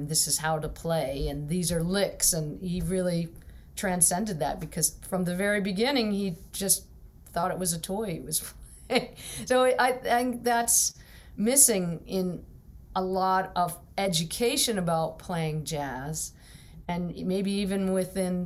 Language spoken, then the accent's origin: English; Pittsburgh, Pennsylvania, United States; I'm from Pittsburgh